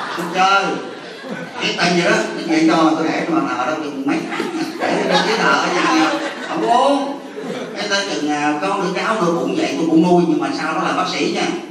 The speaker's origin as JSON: {"language": "Vietnamese", "area": "Mo Cay Nam district", "region": "Bến Tre", "country": "Vietnam", "tie": "born or raised there", "said": "tôi ở quê tôi là ấp Tân Thiện xã Tân Thường Định huyện Mỏ Cà Nam"}